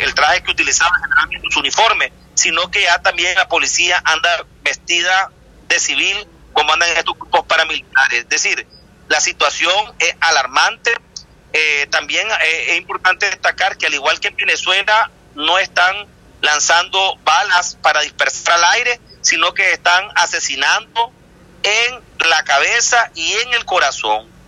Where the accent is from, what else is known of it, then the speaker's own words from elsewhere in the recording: Nicaragua; en mi país.